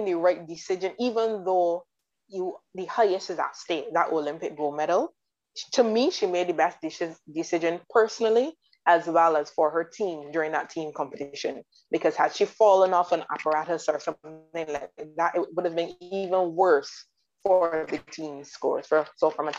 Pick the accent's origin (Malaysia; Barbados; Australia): Barbados; I am from the Caribbean, I'm from Barbados